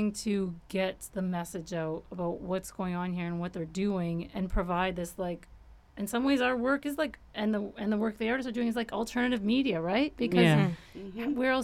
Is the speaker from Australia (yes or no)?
no; Windsor, Ontario, Canada; I grew up in Windsor, so I was close to Detroit